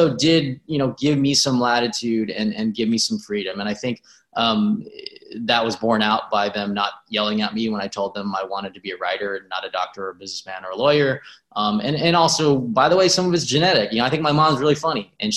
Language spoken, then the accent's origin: English; Riverside, California, United States; I grew up in Riverside, which is an hour and a half from